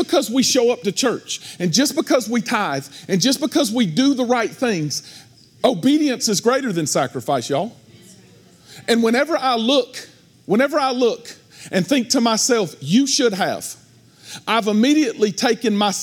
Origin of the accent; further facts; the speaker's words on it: United States; because of where I come from, because I'm an American